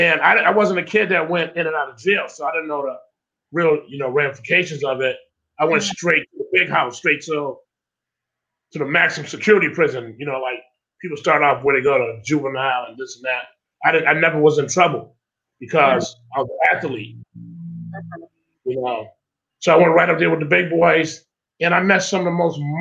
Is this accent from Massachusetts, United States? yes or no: yes; Springfield, Massachusetts, United States; I was born and raised in Springfield with a huge, huge family